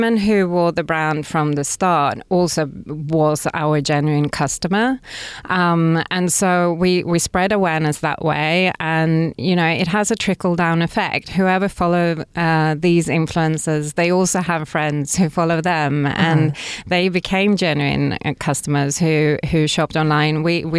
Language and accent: English; Stockholm, Stockholm County, Sweden; English is a second language; And I'm from Sweden originally, from Stockholm.